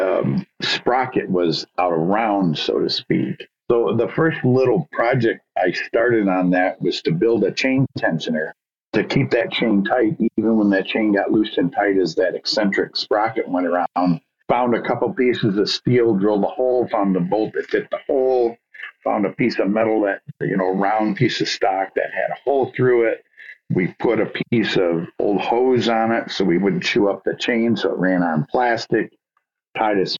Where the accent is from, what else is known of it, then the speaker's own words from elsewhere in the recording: Muskegon, Michigan, United States; I grew up and still live in now Muskegon, Michigan